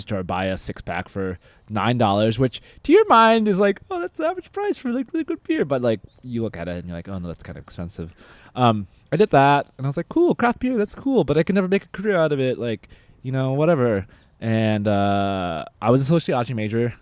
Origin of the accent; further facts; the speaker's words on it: the Northwest, Pacific Northwest, United States; I am from the Northwest originally